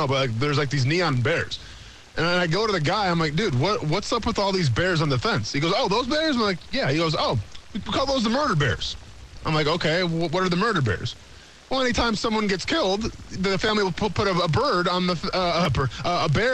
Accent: central Wisconsin, United States; moved away; So where I'm from is right in the middle of the state. Appleton is like 25 to 30 minutes where I grew up

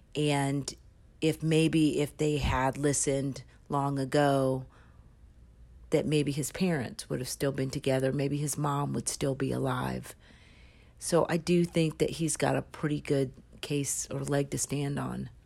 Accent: California, United States; I'm his friend from California

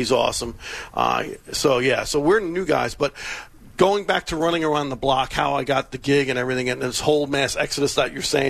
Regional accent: New York, United States; growing up in New York, it was cool because I got to go into town all the time and see my heroes.

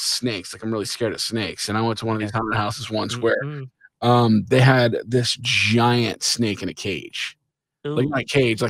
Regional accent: Kansas City, United States; Growing up in Kansas City

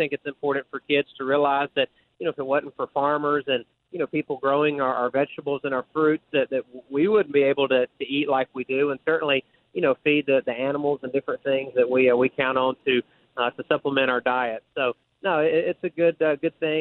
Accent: Unadilla, Georgia, United States; now in North Carolina, United States; I lived in a very rural community down in middle Georgia, in Unadilla, Georgia

